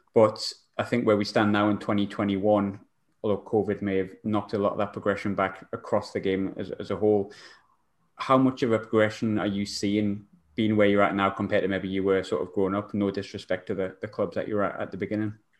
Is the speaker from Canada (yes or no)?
no; England, United Kingdom; moved away as an adult; now in Scotland; I'm an Englishman